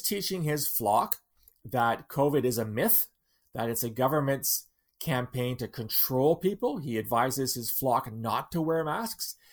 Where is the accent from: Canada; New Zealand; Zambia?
Canada; London, Ontario; my hometown in London, Ontario